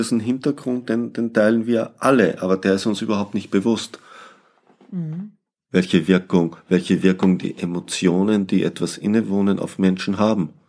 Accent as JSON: {"language": "German", "country": "Austria", "moved": "yes", "said": "Ich bin Österreicher"}